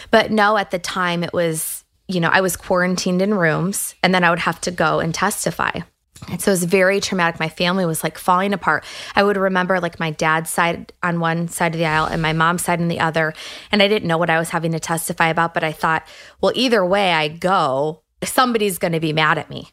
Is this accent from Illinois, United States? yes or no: no; Detroit, Michigan, United States; I grew up in the Detroit area